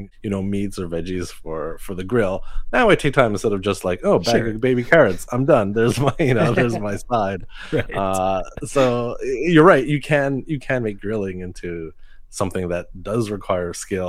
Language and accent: English; Montreal, Quebec, Canada; I was born here in Montreal